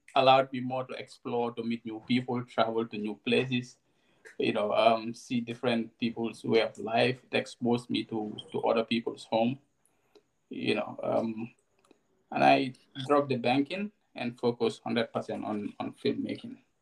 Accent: Gambia; also born or lived in Bakau; I grew up in in Kunda Sabiji, and um, did most of my early childhood there until um, 2011 when I moved to Bakote

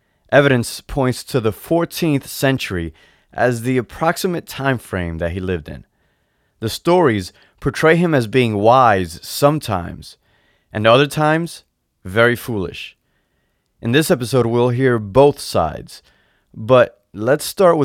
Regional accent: Dominican Republic; As a kid growing up in the Dominican Republic

